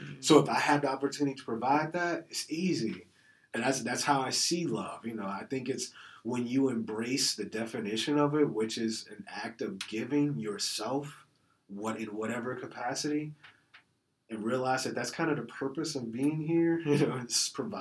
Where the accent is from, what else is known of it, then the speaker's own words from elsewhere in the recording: Chicago, Illinois, United States; moved away; as a child growing up in Chicago